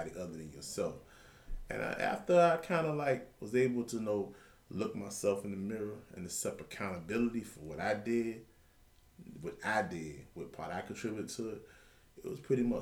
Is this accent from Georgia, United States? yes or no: yes; Savannah, Georgia, United States; Pretty much born and raised right here in Savannah, Georgia. Been here all my life, pretty much